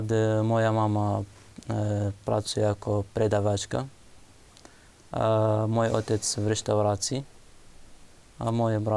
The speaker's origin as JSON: {"language": "Slovak", "region": "Nineveh", "country": "Iraq", "second_language": "Slovak", "moved": "as an adult", "lives_now": "Slovakia", "said": "Ako my sme mali vlastný dom v Iraku, že mm, dve poschodia, pivnica, veľký dom."}